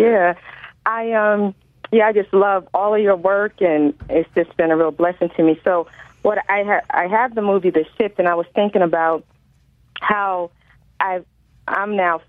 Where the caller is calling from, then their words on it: New Haven, Connecticut, United States; I'm calling from New Haven, Connecticut.